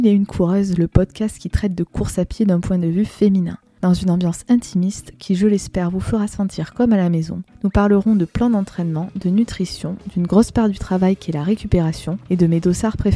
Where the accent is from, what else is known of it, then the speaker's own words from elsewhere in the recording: Narbonne, Occitania, France; moved away as an adult; also born or lived in Orléans; je suis originaire de Narbonne dans le sud de la France. J'espère que vous entendrez mon accent car il a tendance à s'atténuer depuis que j'ai rejoint, si je puis dire, la partie sud du nord de notre jolie France.